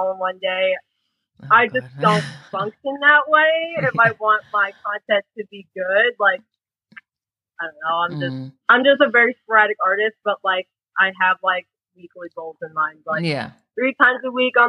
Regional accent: United States; I was born and raised in the U.S., so I didn't get this whole, like, Filipino pride thing

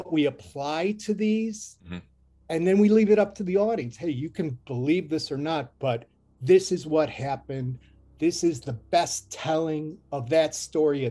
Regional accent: Cleveland, Ohio, United States; moved away; my hometown is Cleveland, Ohio. I don't live there anymore

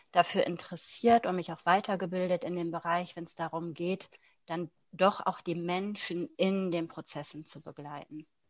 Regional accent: Germany; moved away as an adult; now in Luxembourg; bin aber eigentlich gebürtige Deutsche

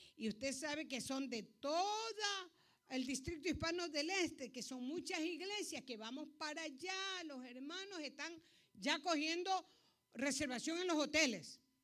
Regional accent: Ecuador; moved away; Soy ecuatoriana

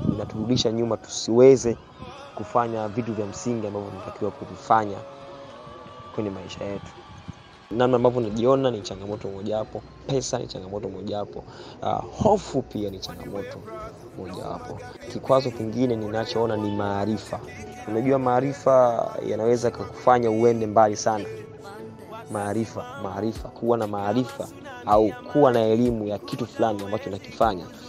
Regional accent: Songea, Ruvuma, Tanzania; Nimezaliwa Songea, uh, tarehe 25 mwezi wa

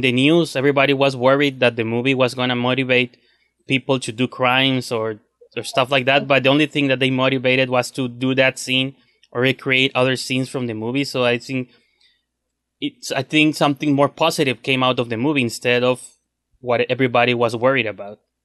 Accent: Mexico; English is a second language; I'm from Mexico

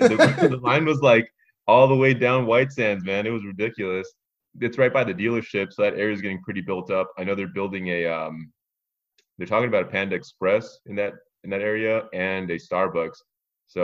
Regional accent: Phoenix, Arizona, United States; moved away as an adult; now in Holloman, United States; I'm 33 years old from Phoenix.

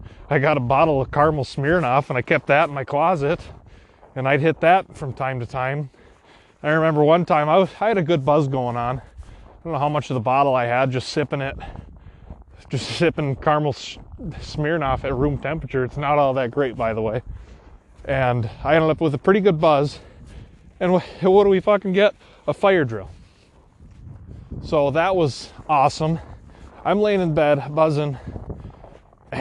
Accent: Wisconsin, United States; I'm from Wisconsin

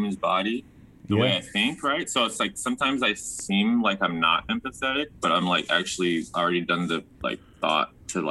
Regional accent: Redondo Beach, California, United States; born there; now in Ventura, United States; Not born and raised. I was actually born in Redondo B

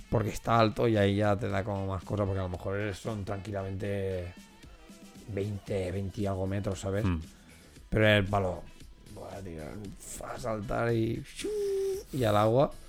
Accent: Spain; Sí, porque soy de España.

